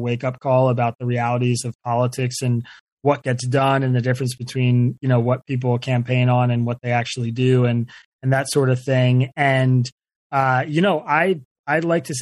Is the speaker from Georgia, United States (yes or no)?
no; Bucks County, Pennsylvania, United States; I grew up in Bucks County, Pennsylvania